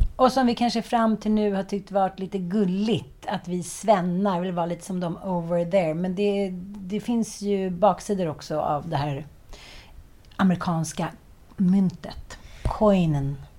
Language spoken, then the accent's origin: Swedish; Stockholm, Stockholm County, Sweden; Jag är uppväxt i Farsta, eh, kallas för Knivfarsta